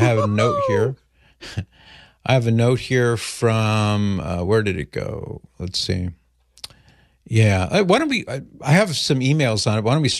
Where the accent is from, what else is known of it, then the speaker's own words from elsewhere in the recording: California, United States; accent: flatter accent; I'm from California. That's why I say coffee. It's just a flatter accent out there.